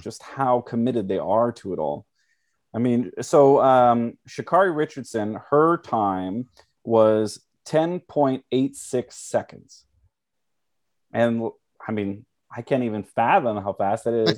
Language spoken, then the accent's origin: English; Canada; I am a first generation Canadian